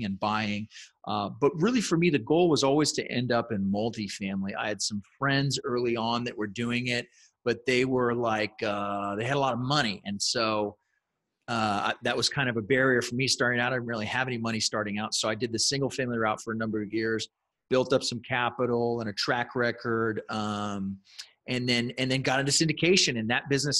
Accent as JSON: {"language": "English", "town": "San Antonio", "region": "Texas", "country": "United States", "tie": "born or raised there", "said": "I was born and raised here in San Antonio, and for the most part, I've lived here most of my life."}